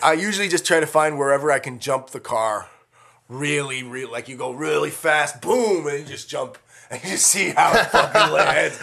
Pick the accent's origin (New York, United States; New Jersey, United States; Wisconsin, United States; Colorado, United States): Colorado, United States; moved away as an adult; also born or lived in Las Vegas; now in Los Angeles, United States; I grew up in Colorado.